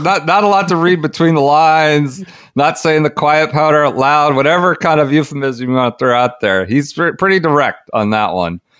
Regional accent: United States; as an American fan

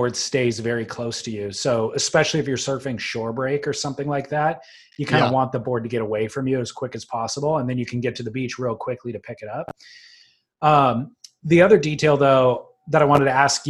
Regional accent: United States; I'm an American

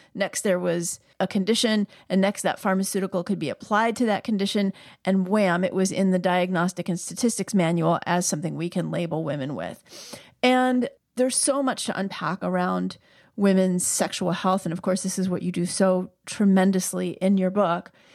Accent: New York, United States; my upbringing as a New Yorker

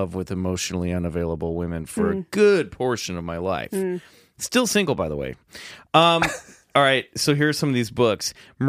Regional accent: Kansas, United States; now in Hollywood, United States; Right, no, I grew up in Kansas, so, I mean, that's why I'm in Hollywood.

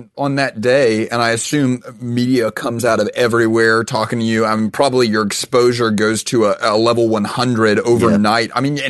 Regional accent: Texas, United States; I'm from Texas

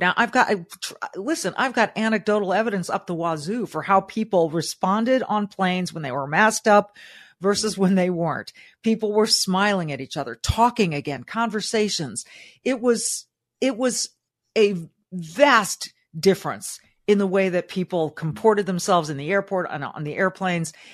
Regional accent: Southern California, United States; Growing up in Southern California, my mom was a public school teacher

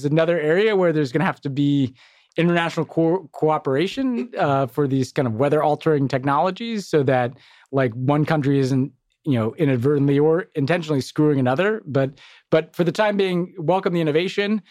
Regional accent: United States; as an American

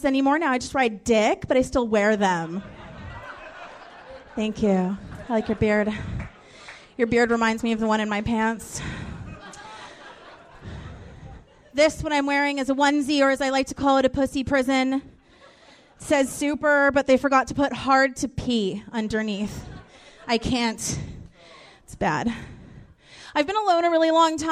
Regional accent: Hawaii, United States; also born or lived in Fresno, California; now in Los Angeles, United States; I grew up in Hawaii

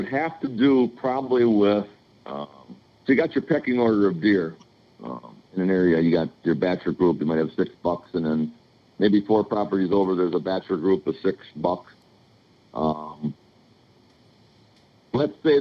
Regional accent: Illinois, United States; I'm from Illinois

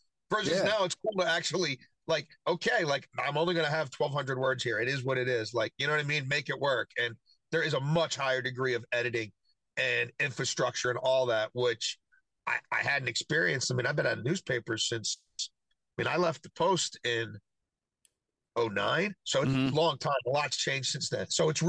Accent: Baltimore, Maryland, United States; I'm from Baltimore. I've always rooted for the O's.

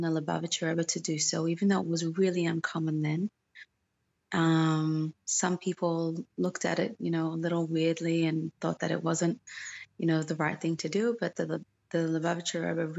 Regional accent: Australia; also born or lived in Moscow, Russia; now in Israel; I was born in Australia. I was born into a religious Chabad

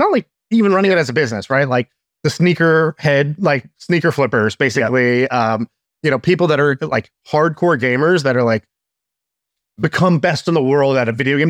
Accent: Australia; It's like, because they're from Australia, I'm from Australia. If they made it, I can make it.

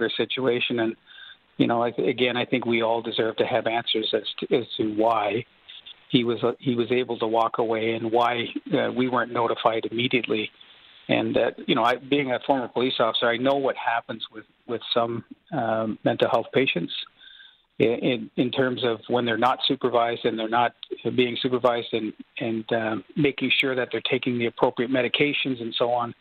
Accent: Durham Region, Ontario, Canada; I grew up in Durham Region

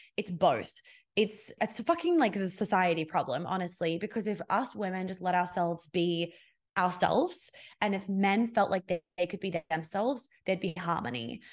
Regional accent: Australia; I'm Australian

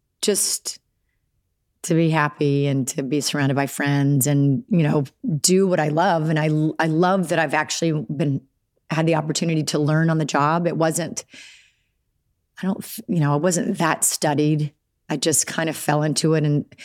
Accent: Alabama, United States; accent: Southern; And being from Alabama, it's not something that you think that's a possibility because you just... there's no opportunities down there, really.

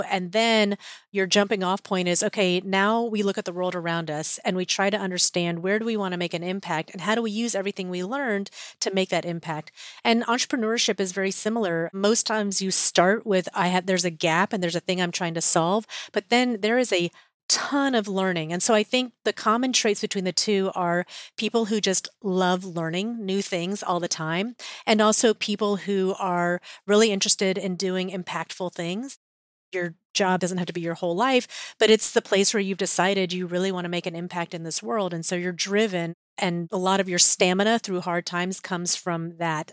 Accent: Atlanta, Georgia, United States; I grew up in Atlanta

